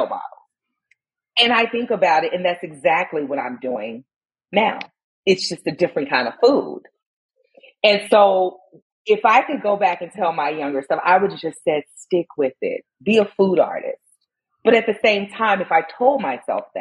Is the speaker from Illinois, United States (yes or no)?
yes; Chicago, Illinois, United States; growing up in Inglewood on the south side of Chicago